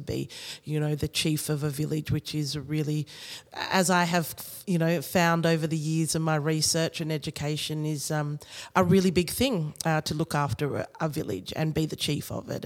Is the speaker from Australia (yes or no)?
yes; Australia; I was born here in Australia